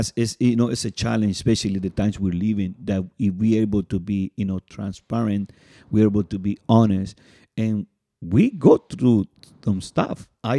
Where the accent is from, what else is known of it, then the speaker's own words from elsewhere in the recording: California, United States; And you know, we are in the Bay Area for the people that listen, maybe in New York and Miami, but we are from the Bay Area.